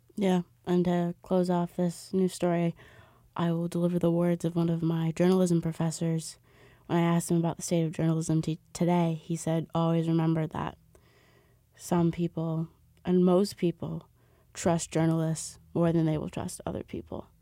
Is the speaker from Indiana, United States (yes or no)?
no; New York City, New York, United States; I've grown up in Battery Park City.